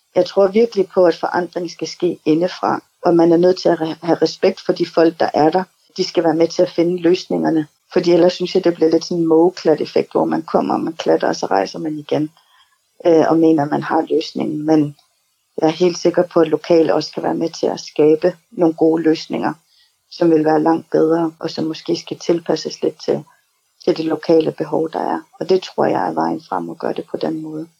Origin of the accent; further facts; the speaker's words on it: Greenland; also born or lived in New York; Kommer jeg jo fra Grønland, og har boet i Grønland stort set hele mit liv.